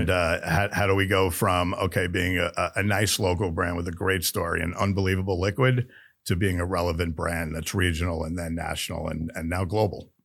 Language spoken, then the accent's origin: English; New York, United States; moved away as an adult; also born or lived in Florida / Missouri / Kansas; I grew up in New York in the restaurant business